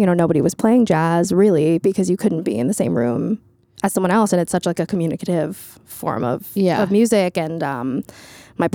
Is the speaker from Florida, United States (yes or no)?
yes; Florida, United States; now in New York, United States; I'm from Florida